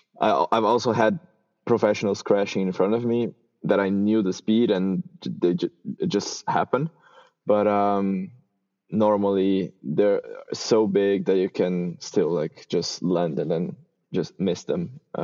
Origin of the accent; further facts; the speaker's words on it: Switzerland; also born or lived in Brazil; I was born in Brazil, and I moved to Switzerland when I was 14. So I basically grew up there, and I had never ridden mountain bikes or at least jumps in Brazil.